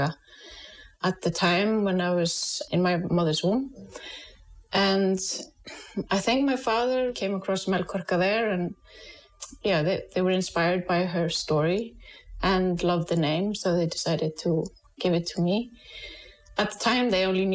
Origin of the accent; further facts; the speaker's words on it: Iceland; also born or lived in United States; We here in Iceland, we can trace our ancestry back